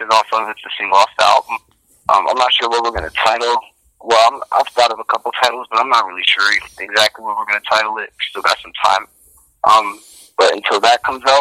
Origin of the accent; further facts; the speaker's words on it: Canton, Ohio, United States; I come from Canton, Ohio